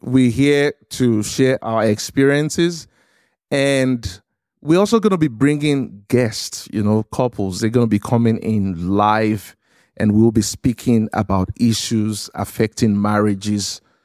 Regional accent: Lagos, Nigeria; moved away; I was, uh, born and raised in Lagos, Nigeria, in a city called Surulere

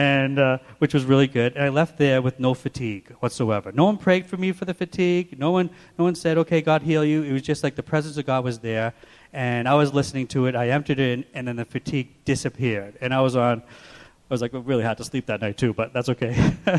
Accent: Watertown, Massachusetts, United States; also born or lived in Waltham, Massachusetts; I was born in Waltham and raised in Watertown

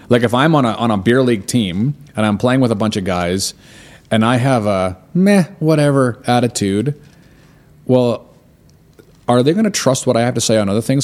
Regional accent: Canada; I'm Canadian.

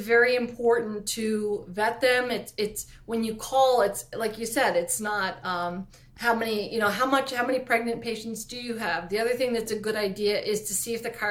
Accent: East Coast, United States; I talk so fast because I'm from the East Coast

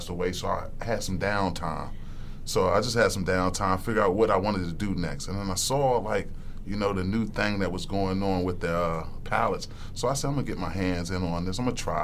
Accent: Lexington Park, Maryland, United States; I'm from Lexington Park, Maryland

